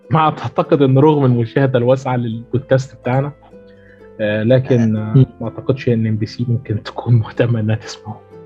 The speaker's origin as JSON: {"language": "Arabic", "country": "Egypt"}